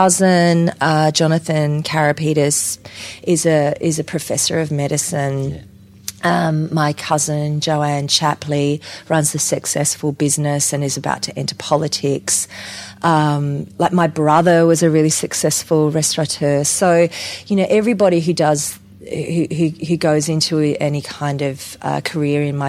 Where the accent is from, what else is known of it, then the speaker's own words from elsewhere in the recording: Adelaide, South Australia, Australia; also born or lived in Whyalla / Port Pirie; I grew up in Adelaide during the Don Dunstan years when drama was taught at primary schools, when we moved to Adelaide